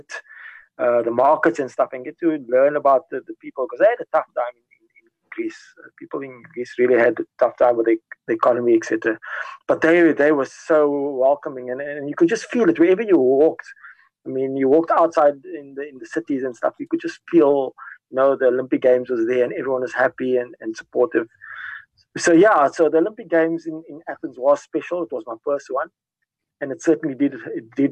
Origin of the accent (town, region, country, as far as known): South Africa